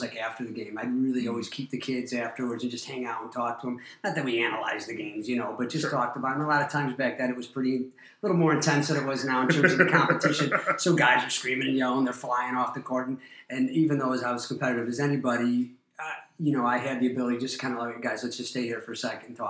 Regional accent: Glenview, Illinois, United States; Grew up in Glenview

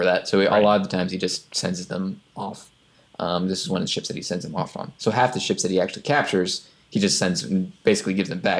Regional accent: United States; But I'm American

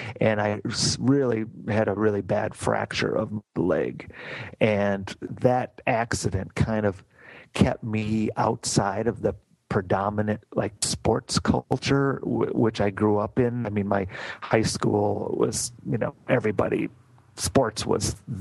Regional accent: Grand Rapids, Michigan, United States; also born or lived in Kaleva, Michigan; I was born and raised in Grand Rapids, Michigan

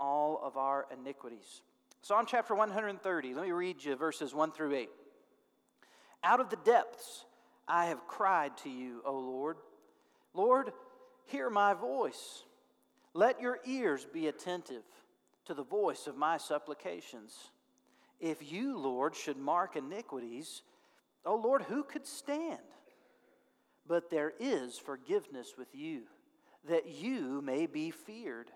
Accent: North Little Rock, Arkansas, United States; Service Merchandise store in North Little Rock where I grew up

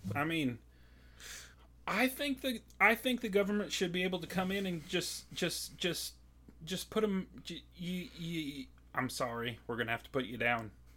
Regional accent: Kansas, United States; I'm from Kansas, K U K State, big time rivalry

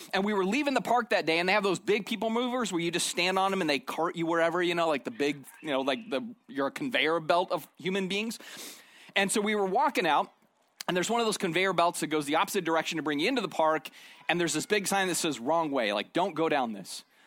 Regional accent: Arizona, United States; moved away; I grew up in Arizona

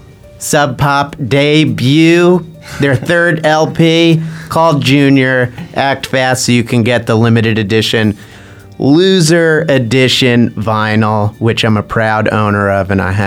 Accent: New Jersey, United States; I'm from New Jersey

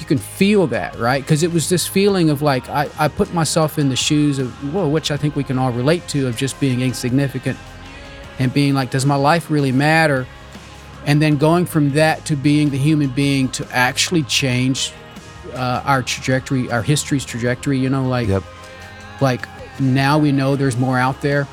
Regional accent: Kentucky, United States; English is a second language; also born or lived in Amish community (birthplace unspecified); my home state, Kentucky. Mm-hmm. Even though I wasn't born here, I call it home because I grew up here

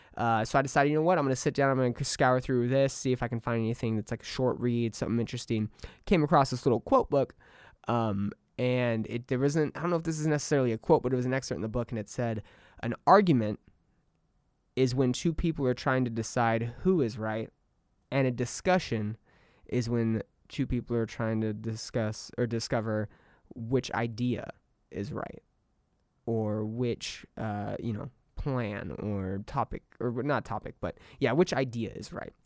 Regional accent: Southern California, United States; moved away as an adult; now in Austin, Texas, United States; the desert will always hold a special place for me. It will always be home. It will always be my stomping grounds

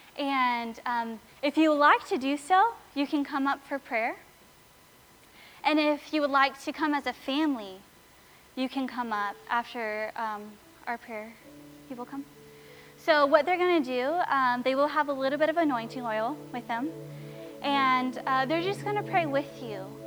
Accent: Sebring, Florida, United States; now in Lakeland, United States; they live in my hometown, Sebring

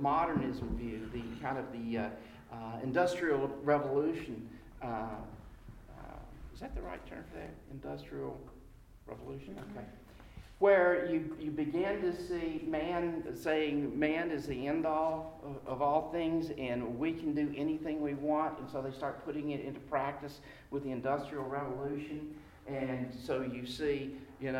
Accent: the South, United States; all of us growing up in America, in the South, we have the Bible Belt

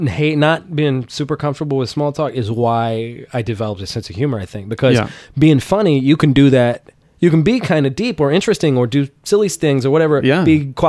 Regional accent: Georgia, United States; growing up in Georgia

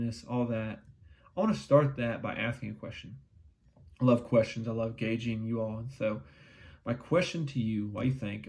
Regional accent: London, Kentucky, United States; I grew up in London, Kentucky. A very small town in Eastern Kentucky.

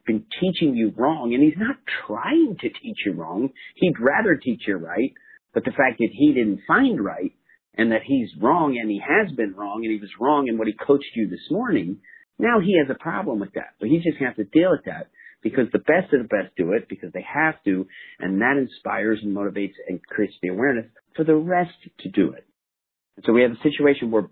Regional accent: New Jersey, United States; I'm a kid from New Jersey

